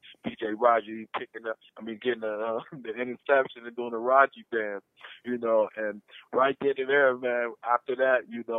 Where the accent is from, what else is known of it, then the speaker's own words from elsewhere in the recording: Wisconsin, United States; And so we come from Wisconsin.